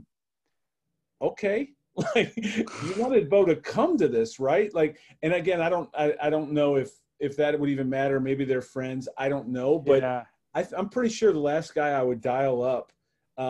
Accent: Cleveland, Ohio, United States; I'm a Cleveland guy. I grew up in Cleveland

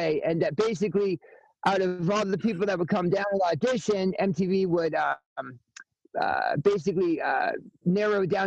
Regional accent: Connecticut, United States; I'm from Connecticut.

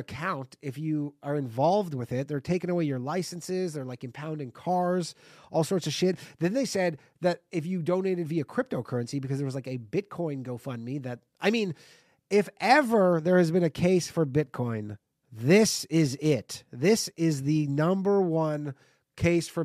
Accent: Canada; moved away as an adult; now in New York, United States; I'm Canadian. I'm a foreigner in this country

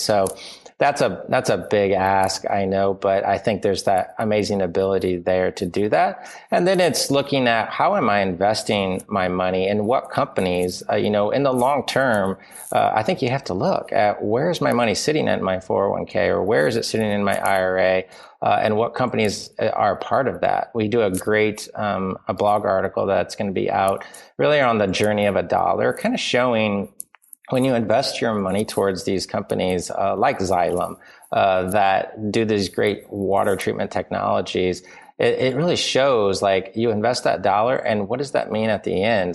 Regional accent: Indiana, United States; I grew up in Indiana

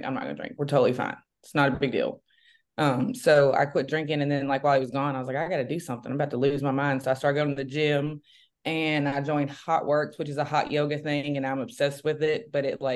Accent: Memphis, Tennessee, United States; I'm from, born and raised in Memphis, Tennessee.

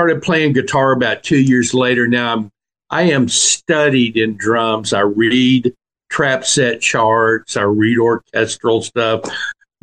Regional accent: La Porte, Texas, United States; also born or lived in Houston, Texas / Austin, Texas; now in Buda, United States; I was born in Houston, Texas, and I grew up in a little town called La Porte. It's between Houston and Galveston on the Galveston

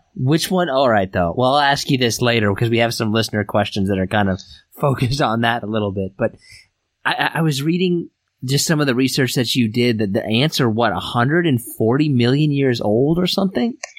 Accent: Derby, Kansas, United States; We all originated from Derby, Kansas

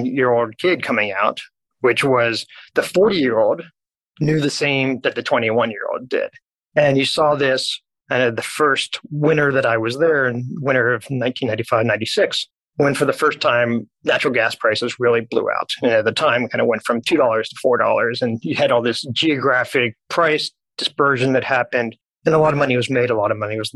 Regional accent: Dallas, Texas, United States; I was born and raised in Dallas

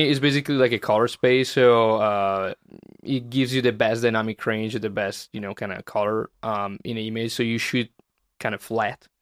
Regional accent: Italy; moved away as an adult; now in Los Angeles, United States; my hometown

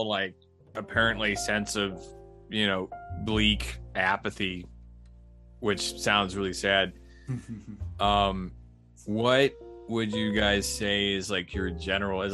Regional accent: United States; I'm an American.

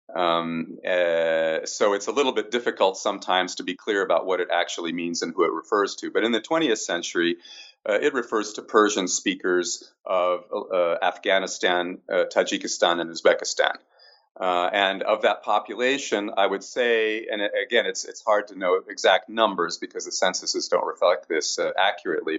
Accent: Canada; as a Canadian coming from a bilingual country

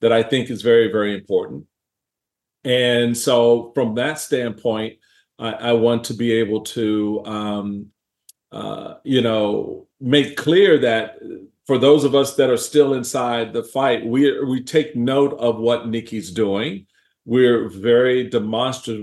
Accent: Washington, District of Columbia, United States; now in Maryland, United States; I was born here in Maryland at Andrews Air Force Base. I was raised in Washington, D.C., so I'm a native Washingtonian, and spent my entire life growing up there.

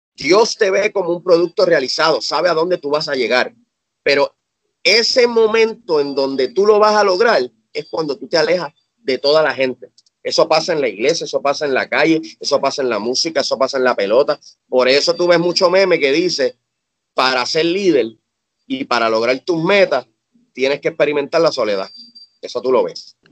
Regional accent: Cabo Rojo, Puerto Rico; moved away as an adult; also born or lived in San Juan metropolitan area, Puerto Rico; now in United States; yo me mudé de Cabo Rojo, que es mi pueblo natal en Puerto Rico, para el área metro

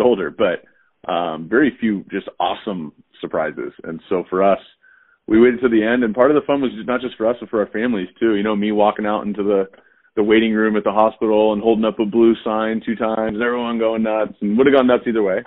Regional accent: Southern California, United States; moved away as an adult; also born or lived in Texas / Cincinnati / Chicago / Jacksonville; I grew up in Southern California

